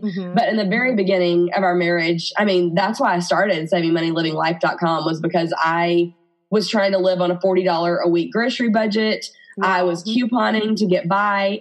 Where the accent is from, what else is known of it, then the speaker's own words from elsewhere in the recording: Birmingham, Alabama, United States; accent: Alabama; I'm married to my college sweetheart in Birmingham, Alabama, which you can probably hear in my accent